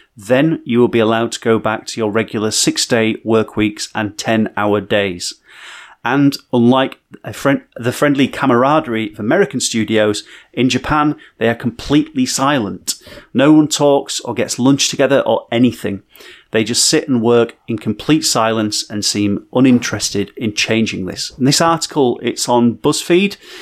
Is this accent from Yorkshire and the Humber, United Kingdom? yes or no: yes; Barnsley, Yorkshire and the Humber, United Kingdom; growing up in Barnsley